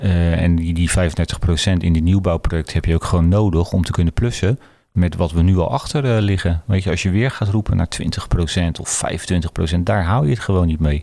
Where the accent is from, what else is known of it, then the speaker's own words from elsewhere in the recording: Zuid, South Holland, Netherlands; now in Berkel en Rodenrijs, Netherlands; ik kom uit Zuid. Ik, ik ben eh, uiteindelijk naar Berkel toegegaan